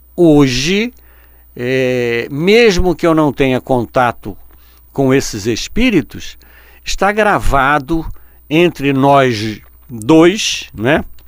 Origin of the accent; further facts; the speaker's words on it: Rio de Janeiro, Brazil; eu nasci aqui no Rio de Janeiro